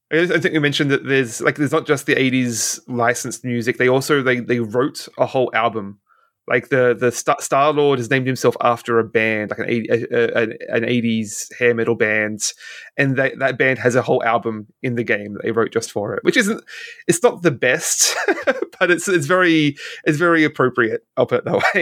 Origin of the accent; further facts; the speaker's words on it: Australia; as an Australian